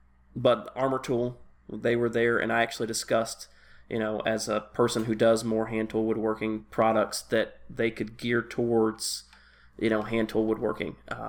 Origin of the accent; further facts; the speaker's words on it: Tennessee, United States; just because I grew up in Tennessee.